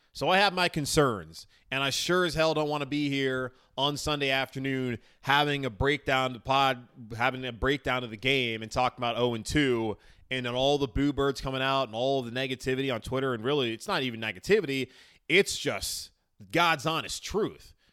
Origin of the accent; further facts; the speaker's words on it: Charlotte, North Carolina, United States; I'm from Charlotte originally